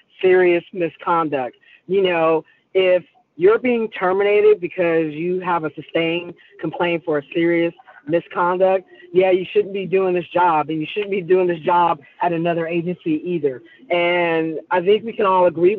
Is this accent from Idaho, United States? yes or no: no; San Francisco, California, United States; I'm a native. I was born and raised in San Francisco